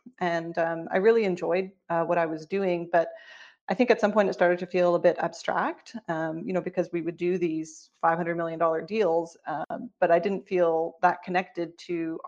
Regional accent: Vancouver, British Columbia, Canada; moved away as an adult; also born or lived in Toronto, Canada / Johannesburg, South Africa; Eventually, you know, decided to move home to Canada because Johannesburg is really, really far away from Vancouver.

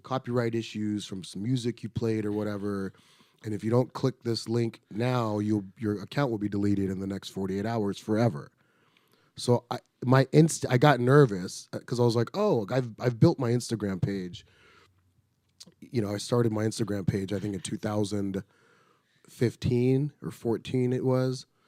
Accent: Riverside, California, United States; I grew up in Riverside, California

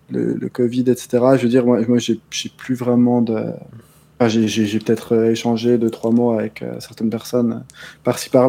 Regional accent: Switzerland; Déjà, moi j'ai moins de liens avec la communauté française que, vous de manière générale parce que je suis suisse.

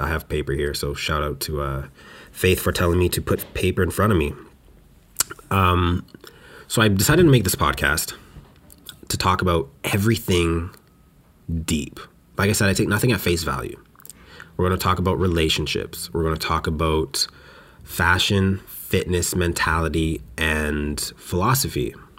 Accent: Western Canada, Canada; moved away as an adult; now in Montreal, Canada; I grew up in Western Canada

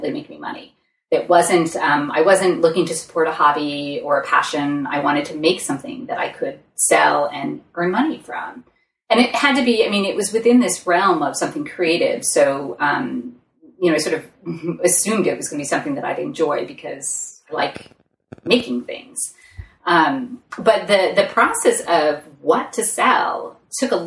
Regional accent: Massachusetts, United States; moved away; also born or lived in Seattle; I was moving back to my hometown.

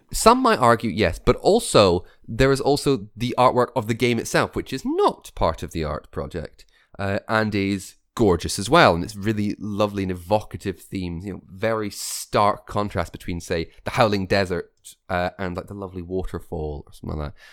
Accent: Scotland, United Kingdom; accent: Scottish; my real Scottish accent isn't real enough

